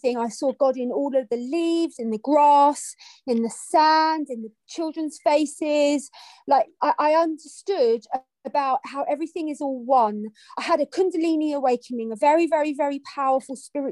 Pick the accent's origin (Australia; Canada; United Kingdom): United Kingdom; London; I grew up in London, and I went to a Catholic school